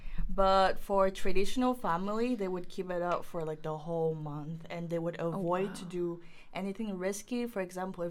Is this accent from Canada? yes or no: no; Vietnam; Vietnam, my home country.